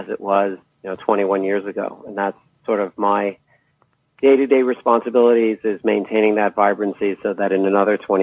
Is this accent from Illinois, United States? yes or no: no; Boston, Massachusetts, United States; moved away as an adult; also born or lived in East Coast of the U.S.; now in California, United States; I grew up, you know, where some of the more, origin companies of the computer revolution were, Digital Equipment Corporation, companies like that, that were in the Boston area